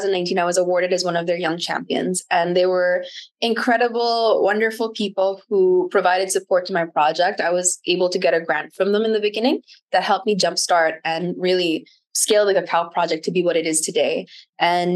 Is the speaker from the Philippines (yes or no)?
yes; Camarines Sur, Bicol Region, Philippines; moved away; also born or lived in South Wales (possibly New South Wales, Australia); Super Typhoon Noctet hit my hometown.